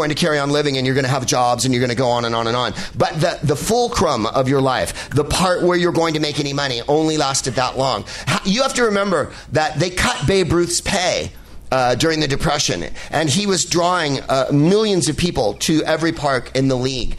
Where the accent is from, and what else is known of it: San Francisco, California, United States; born or raised there